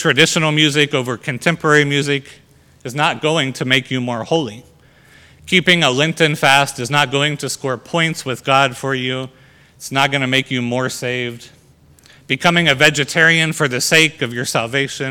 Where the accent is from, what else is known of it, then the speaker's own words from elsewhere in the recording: United States; our freedom as Americans